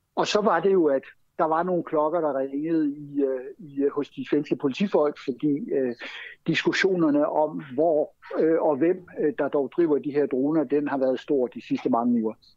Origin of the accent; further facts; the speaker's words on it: Denmark; now in Sweden; vi som danskere